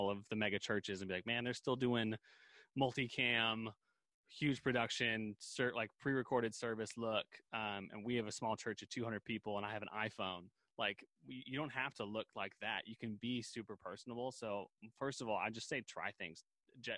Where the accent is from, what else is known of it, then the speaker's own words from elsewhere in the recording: Seattle, Washington, United States; also born or lived in Colorado Springs, Colorado; Growing up in the Seattle area after college and in high school and all that kind of stuff